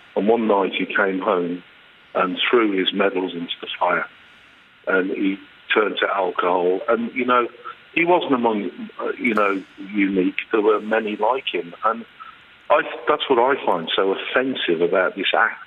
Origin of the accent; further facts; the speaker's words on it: United Kingdom; moved away as an adult; now in Ireland; I grew up in the UK